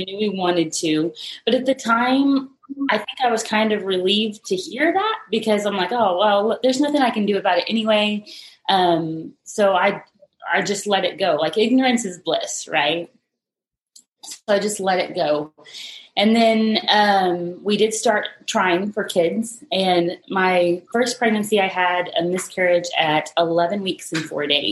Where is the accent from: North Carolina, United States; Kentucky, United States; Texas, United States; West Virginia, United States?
Texas, United States; Texas Panhandle, United States; moved away as an adult; now in San Antonio, United States; I'm originally from the Texas Panhandle, but I've been in San Antonio for about 8 years.